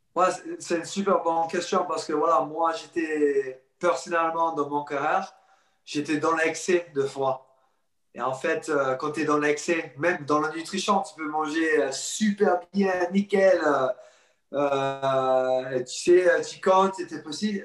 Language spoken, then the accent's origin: French; Sydney, New South Wales, Australia; accent: anglophone; French is a second language; moved away as an adult; now in France; J'ai passé toute ma vie jusqu'à 21 ans en Australie. Euh, Sydney, à bord de la plage. Alors, j'ai grandi euh, sur le côte